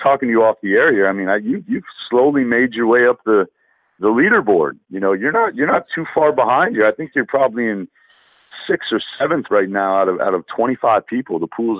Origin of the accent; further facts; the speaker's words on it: Vermont, United States; moved away; She knows we're from Vermont.